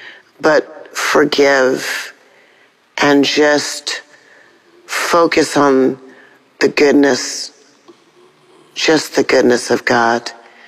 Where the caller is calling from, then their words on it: Atlanta, Georgia, United States; I'm calling from Atlanta, Georgia.